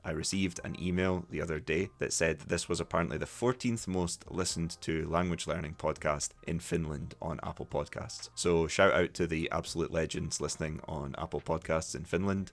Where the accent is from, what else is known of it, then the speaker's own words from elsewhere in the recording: Scotland, United Kingdom; accent: Scottish; I don't have a particularly strong Scottish accent